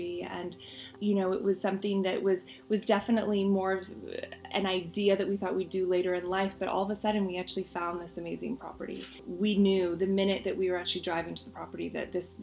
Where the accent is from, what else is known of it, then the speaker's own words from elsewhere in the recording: Marin County, California, United States; also born or lived in Oakland / San Francisco; I was born in Oakland, then we moved to San Francisco, and I spent the majority of my childhood, though, in Marin County.